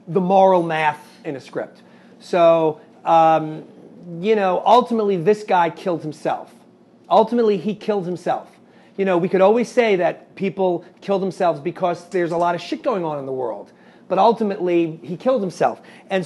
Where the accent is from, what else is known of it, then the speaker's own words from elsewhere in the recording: New York, United States; I'm from New York